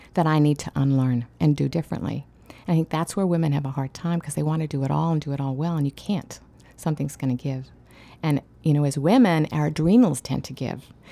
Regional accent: Australia; I grew up in Australia, and I spent a lot of time in Aboriginal caves

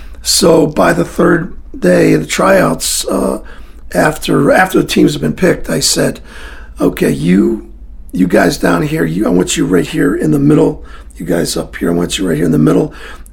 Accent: Scotland, United Kingdom; Yeah, I'm Scottish.

